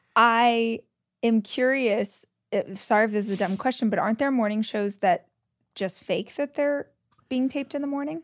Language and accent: English; Southern California, United States; I'm from Southern California originally